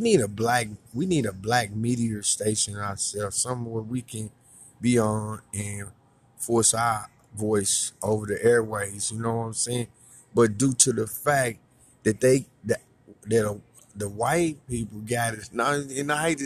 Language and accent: English; St. Louis, Missouri, United States; I was born in St. Louis